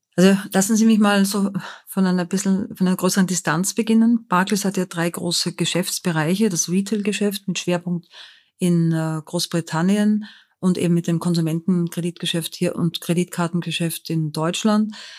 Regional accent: Linz, Upper Austria, Austria; moved away as an adult; also born or lived in Vienna; now in Frankfurt, Germany; aus Linz in Oberösterreich

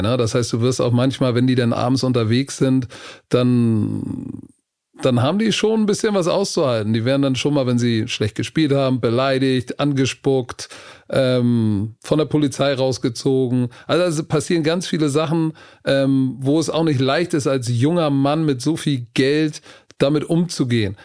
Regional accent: Hamburg, Germany; ich komme aus Hamburg hier. Altona, St. Pauli ist so die Gegend, wo ich als Kind aufgewachsen bin

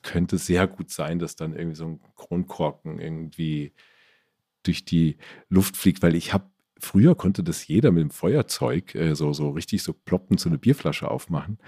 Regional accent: Stadtallendorf, Hesse, Germany; also born or lived in Marburg; now in Ammersee, Germany; Wir hatten bei uns in Stadt Allendorf so einen kleinen Dorfladen.

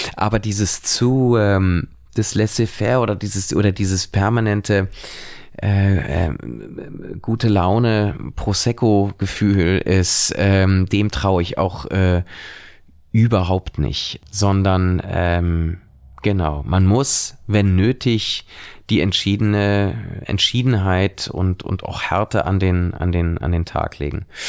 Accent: Cologne, North Rhine-Westphalia, Germany; als Kölner

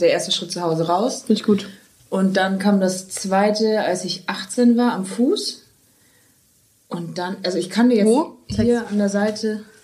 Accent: Wunsiedel, Bavaria, Germany; now in Cologne, Germany; ich komme ja aus Bayern

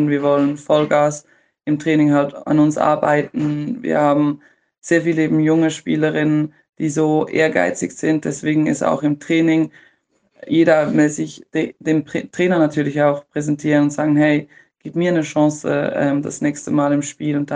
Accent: Switzerland; oder für mich auch als Schweizerin.

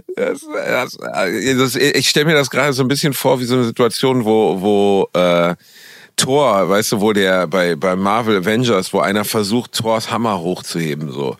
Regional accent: Cologne, North Rhine-Westphalia, Germany; Ich befinde mich natürlich wieder in Brot und Tätigkeit in meiner Heimat in Köln

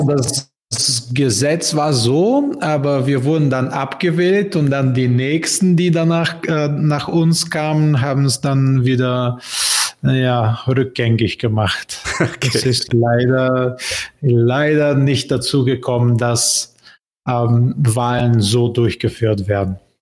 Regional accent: Bulgaria; German is a second language; moved away; also born or lived in Berlin, Germany; Bulgarien, mein Heimatland

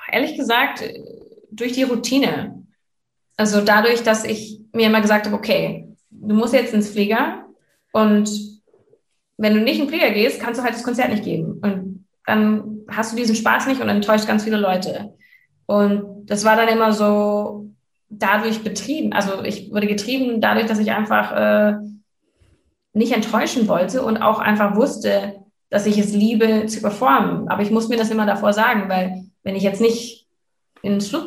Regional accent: Canada; er wohnt halt wirklich eine halbe Stunde von da, wo ich aufgewachsen bin in Kanada.

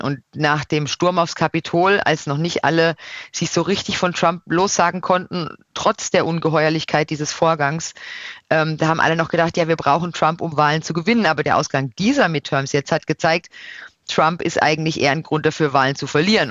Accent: Odenwald, Baden-Württemberg, Germany; moved away; also born or lived in Brussels; Dann kommt Deutschland, dann kommt Baden, dann kommt der Odenwald.

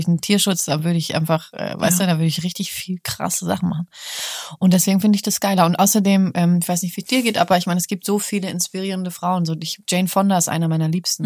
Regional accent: Hamburg, Germany; now in Berlin, Germany; Ich mag Hamburg auch. Ist ja, ist ja meine Heimatstadt

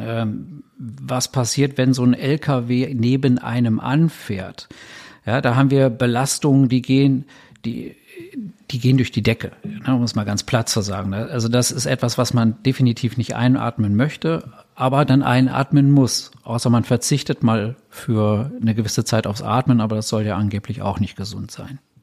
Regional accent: Berlin, Germany; Als, als Berliner

